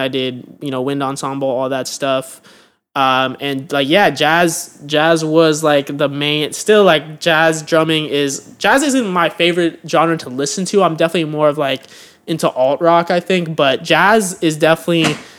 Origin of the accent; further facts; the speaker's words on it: Pleasanton, California, United States; moved away as an adult; now in Los Angeles, United States; I'm from Pleasanton, California, which is um, a, a town, a suburb of like Oakland and San Francisco. Um, so I grew up in the Bay Area